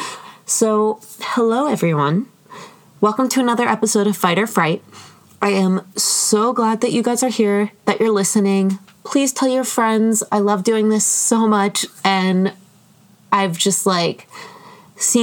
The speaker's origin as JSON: {"language": "English", "country": "United States", "said": "I am an American"}